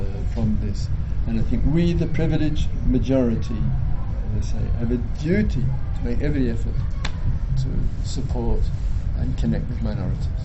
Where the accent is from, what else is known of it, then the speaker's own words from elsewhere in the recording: England, United Kingdom; being British, that the country of my origin, British, English